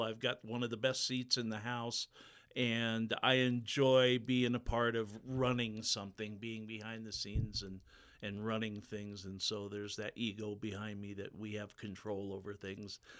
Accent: Pacific Northwest, United States; moved away as an adult; now in Butte, United States; born and raised in the Pacific Northwest, lived most of my life there and around it.

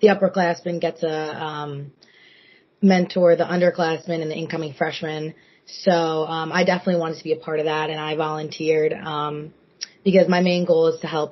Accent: Holbrook, New York, United States; growing up in New York is definitely a big experience

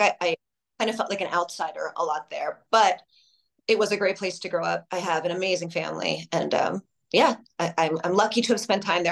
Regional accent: Long Island, New York, United States; moved away; I really loved growing up on Long Island

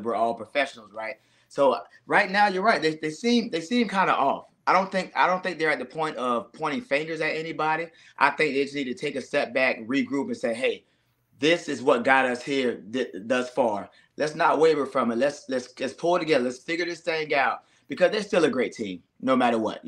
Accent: Largo, Florida, United States; Largo, Florida, man. A little small city, but I love it. That's home for me

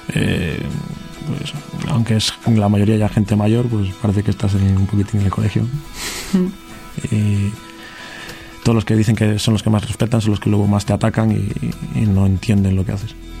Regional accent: Santander, Cantabria, Spain; tengo 27 años, soy de Santander también

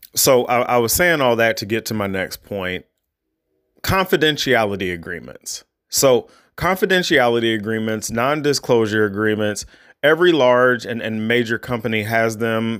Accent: United States; me as an, as an American

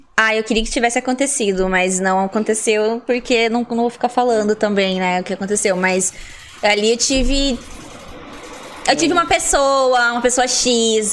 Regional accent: Colombo, Paraná, Brazil; moved away as an adult; also born or lived in interior of São Paulo state; now in São Paulo, Brazil; Eu nasci no interior de São Paulo, né? Mas fui criada em Curitiba, eu falo que eu sou de lá, né? Em ah. Colombo.

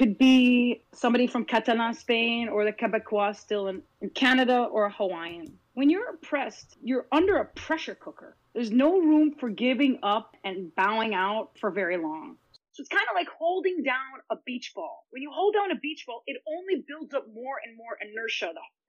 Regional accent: Palestine; is it to be a Palestinian and have comedy? It's in my DNA.

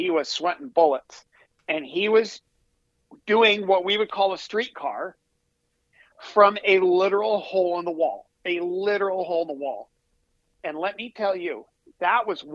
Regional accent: Vermont, United States; Born and bred in Vermont.

